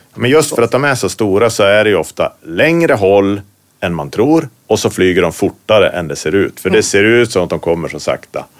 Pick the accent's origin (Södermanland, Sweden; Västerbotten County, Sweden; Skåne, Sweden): Västerbotten County, Sweden; now in Norrbotten, Sweden; Jag är från Västerbotten, bor i Norrbotten